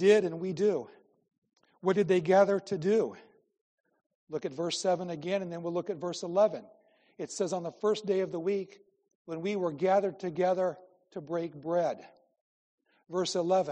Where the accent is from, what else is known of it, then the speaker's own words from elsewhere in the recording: Midwest, United States; moved away as an adult; I grew up in the Midwest